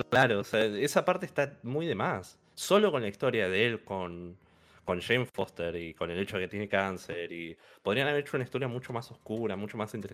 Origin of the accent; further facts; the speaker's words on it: Argentina; Somos argentinos